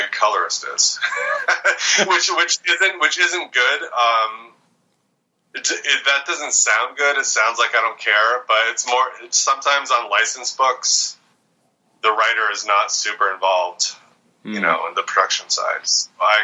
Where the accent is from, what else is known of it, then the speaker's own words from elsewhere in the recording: Vermont, United States; where I grew up in Vermont